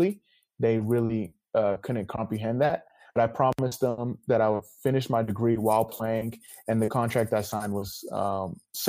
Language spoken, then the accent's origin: English; Sacramento, California, United States; moved away as an adult; also born or lived in Hayward, California / Florida / Los Angeles / Philadelphia; I was born in Hayward, then moved to Sacramento when I was three. Raised in Sacramento